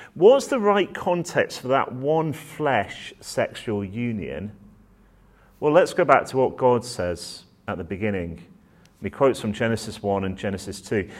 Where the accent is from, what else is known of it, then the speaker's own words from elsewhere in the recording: Manchester, North West England, United Kingdom; now in Oxford, United Kingdom; I'm a northerner at heart, so I was born up in Manchester